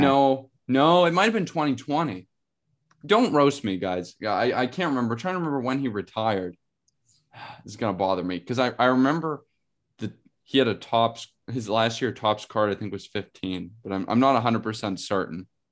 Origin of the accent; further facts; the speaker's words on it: Pittsburgh, Pennsylvania, United States; growing up in Pittsburgh